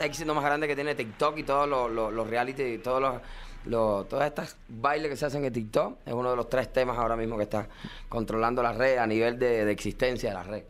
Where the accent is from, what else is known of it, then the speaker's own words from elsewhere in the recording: Cuba; now in United States; soy un cubano que me tocó emigrar